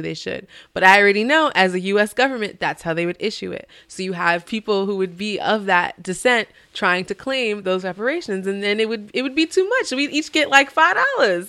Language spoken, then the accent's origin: English; Albany, United States; I'm from Albany. Born and raised